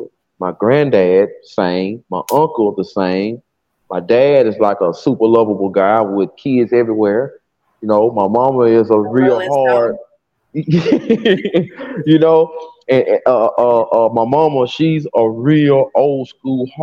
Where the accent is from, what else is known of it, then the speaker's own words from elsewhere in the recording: Decatur, Alabama, United States; from Decatur, Alabama, down south